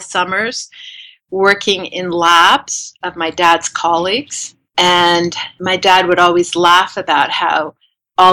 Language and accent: English; Seattle, Washington, United States; also born or lived in Zaire; now in Los Angeles, United States; I grew up in Seattle, Washington